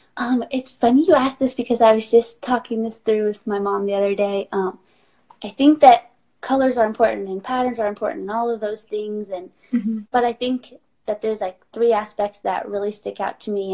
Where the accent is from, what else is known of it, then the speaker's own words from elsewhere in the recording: North Carolina, United States; now in Phoenix, Arizona, United States; I grew up in North Carolina in a small town